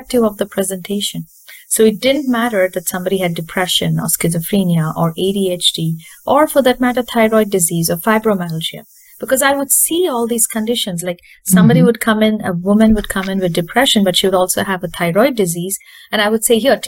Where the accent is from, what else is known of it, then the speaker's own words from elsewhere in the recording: India; moved away as an adult; also born or lived in California; now in Wisconsin, United States; I grew up in India.